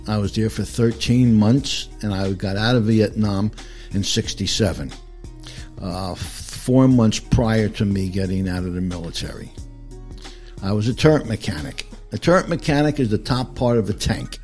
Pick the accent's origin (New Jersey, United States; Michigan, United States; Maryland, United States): New Jersey, United States; Passaic County, Northern; moved away as an adult; now in Pickens, United States; I was born and raised in New Jersey, and I didn't leave until three years ago